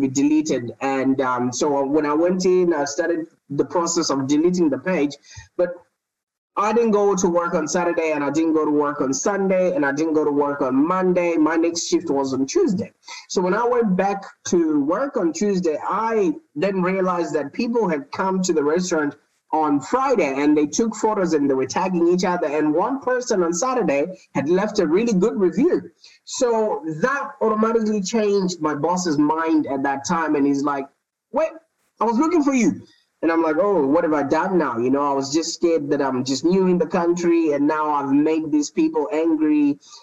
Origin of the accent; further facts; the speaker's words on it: Zimbabwe; moved away as an adult; now in Melbourne, Australia; I was born in Zimbabwe. I don't know if you know where that is. That's in the southern part of Africa. And I moved to Australia about 10 years ago